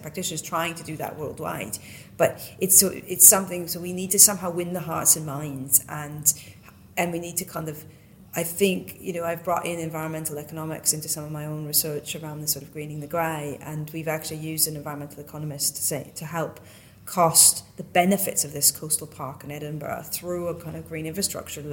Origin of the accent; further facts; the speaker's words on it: Western Canada, Canada; moved away; I come from Western Canada